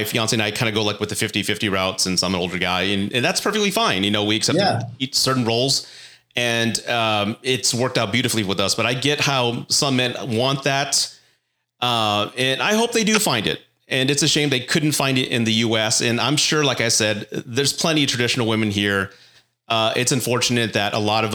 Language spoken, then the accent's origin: English; United States; now in San Antonio, United States; as an American, I'm in San Antonio, so I'm about 4 hours from Mexico